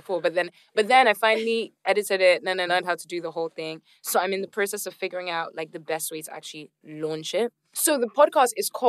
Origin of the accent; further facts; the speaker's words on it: Nigeria; I'm from Nigeria.